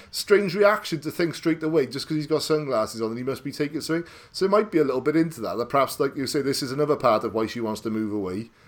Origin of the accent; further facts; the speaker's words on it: United Kingdom; a sort of teenager growing up in Britain